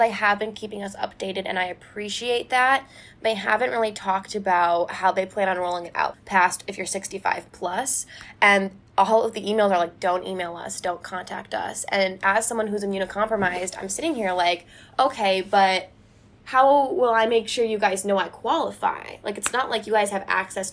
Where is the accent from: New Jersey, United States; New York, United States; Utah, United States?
New York, United States; moved away as an adult; now in Massachusetts, United States; I'm from New York State